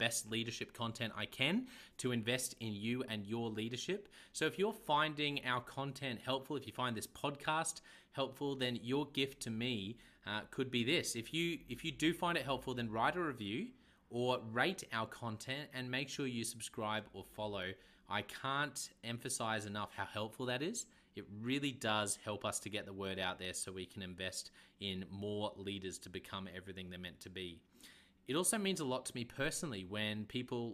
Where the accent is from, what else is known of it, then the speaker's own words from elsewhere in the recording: Australia; accent: Aussie; my Aussie accent